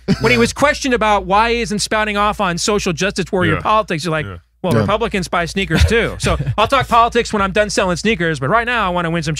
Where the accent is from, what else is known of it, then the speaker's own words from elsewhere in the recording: Michigan, United States; I was growing up in Michigan at that time.